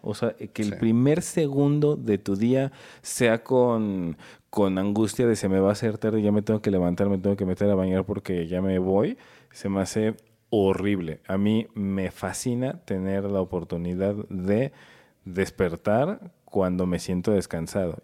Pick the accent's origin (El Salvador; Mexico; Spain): Mexico; Mexico City; yo soy de aquí de la Ciudad de México